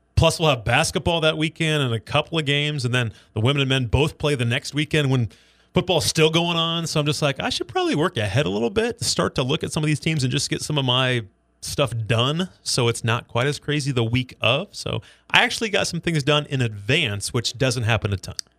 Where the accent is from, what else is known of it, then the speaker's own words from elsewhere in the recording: Superior, Nebraska, United States; I'm from Superior, Nebraska